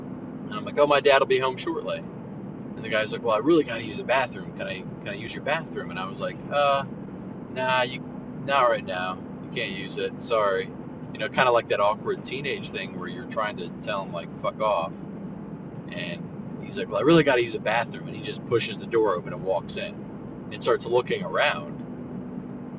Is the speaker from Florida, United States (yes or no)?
yes; Central Florida, United States; I am from the Central Florida area. I grew up maybe 10, 15 minutes away from Disney